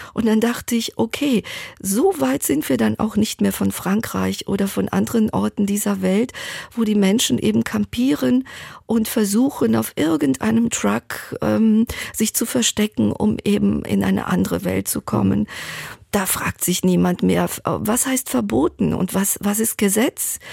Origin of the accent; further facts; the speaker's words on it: Thessaloniki, Central Macedonia, Greece; meiner Geburtsstadt Thessaloniki